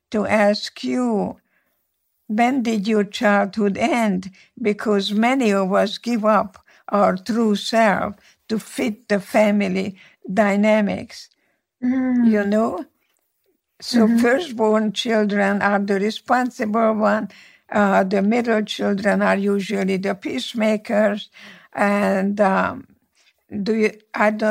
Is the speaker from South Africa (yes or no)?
no; Slovakia; first language Hungarian; English is a second language; moved away as an adult; now in United States; Yes, I was born in Czechoslovakia. My city was part of Czechoslovakia from 1918 until 1938. Before that was the Austro-Hungarian monarchy, so my mother tongue is Hungarian.